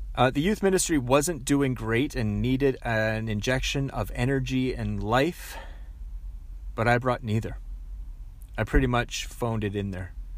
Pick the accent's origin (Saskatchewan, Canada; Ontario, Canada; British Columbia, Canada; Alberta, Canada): British Columbia, Canada; Langley; also born or lived in Aldergrove; I went back to Langley, went back to my hometown